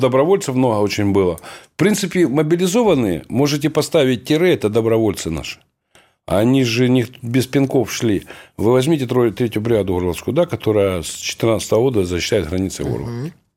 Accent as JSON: {"language": "Russian", "town": "Horlivka", "region": "Donetsk Oblast", "country": "Ukraine", "tie": "born or raised there", "said": "в родной город, благословенный, Богом данный, город Горловка"}